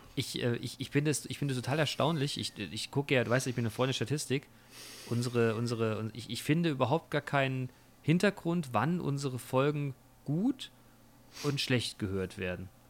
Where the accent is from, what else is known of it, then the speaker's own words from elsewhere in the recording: Germany; bei uns in Deutschland